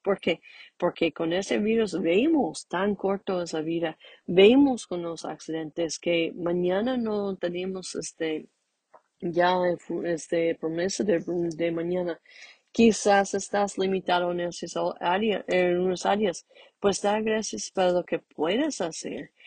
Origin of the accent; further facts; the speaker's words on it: Mexico; moved away; ahorita estamos pasando algunos conflictos este, ahorita en México